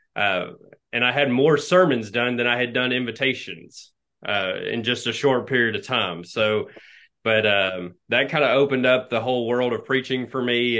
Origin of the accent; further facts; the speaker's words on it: Nacogdoches, Texas, United States; moved away; So I'm from East Texas originally, and I'm in the the sticks of East Texas, the piney woods of Nacogdoches